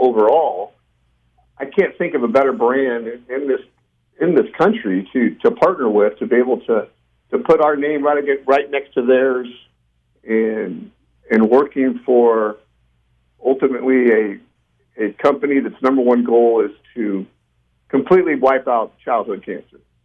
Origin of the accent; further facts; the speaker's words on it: Bakersfield, California, United States; we're from Bakersfield, but we do life in Bakersfield